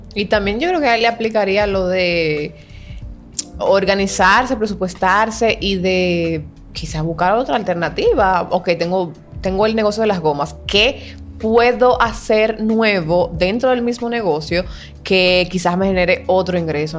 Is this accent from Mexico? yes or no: no; Dominican Republic; como buen dominicano.